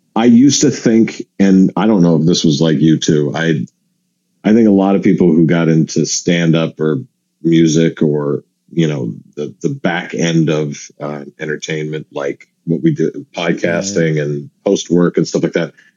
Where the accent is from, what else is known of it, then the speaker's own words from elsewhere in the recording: Seattle, Washington, United States; I grew up in Seattle